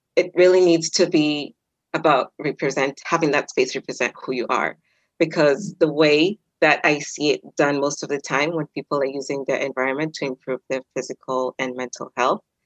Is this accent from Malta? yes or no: no; Kenya; I'm Kenyan